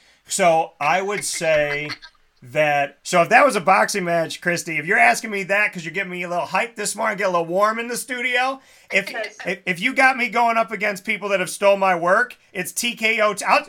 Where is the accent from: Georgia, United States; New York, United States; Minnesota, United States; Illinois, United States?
New York, United States; Syracuse; Because he disrespects Syracuse something awful. So if I had the chance to knock out Doug Gottlieb, I think my hometown would go nuts.